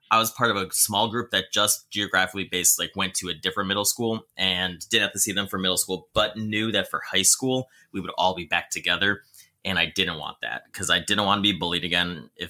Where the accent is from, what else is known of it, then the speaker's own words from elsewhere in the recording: New Jersey, United States; i grew up in in a family in jersey um we grew up catholic for a while and okay. then my dad found jesus and we started going to um, a calvary chapel